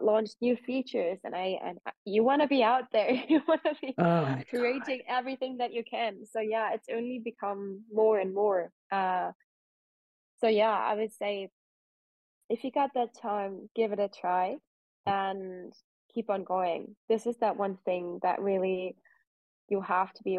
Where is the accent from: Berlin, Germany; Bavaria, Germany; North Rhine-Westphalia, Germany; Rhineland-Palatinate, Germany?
Rhineland-Palatinate, Germany; Koblenz; the area where I grew up in Western Germany, so I was born in Germany around Koblenz